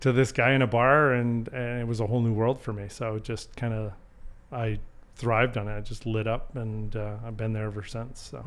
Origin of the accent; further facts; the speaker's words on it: Calgary, Alberta, Canada; born and raised in Calgary, so I've been here